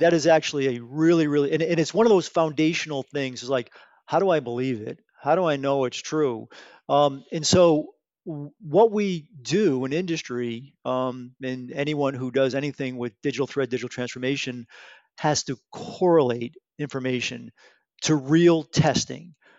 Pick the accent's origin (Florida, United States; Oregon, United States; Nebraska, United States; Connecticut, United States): Connecticut, United States; Bridgeport; I'm a local guy. Um, I grew up in Bridgeport, Connecticut.